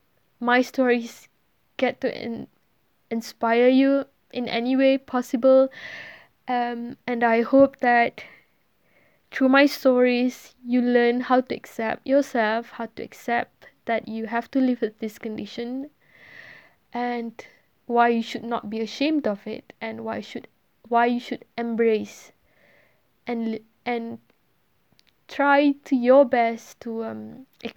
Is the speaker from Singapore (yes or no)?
no; Malaysia; English is a second language; moved away as an adult; I'm Malaysian. I'm born and bred there